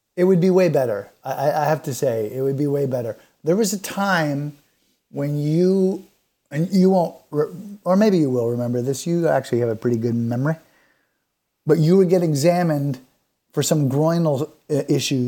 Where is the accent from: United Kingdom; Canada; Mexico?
Canada; being Canadian